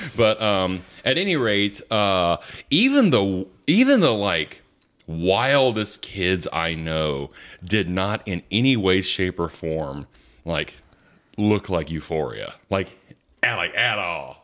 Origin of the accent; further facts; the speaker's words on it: the South, United States; I'm from the South.